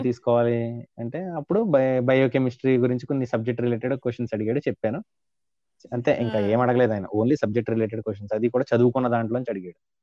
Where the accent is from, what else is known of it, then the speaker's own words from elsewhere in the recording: Kakinada, Andhra Pradesh, India; also born or lived in Visakhapatnam; intermediate మా ఊరు కాకినాడ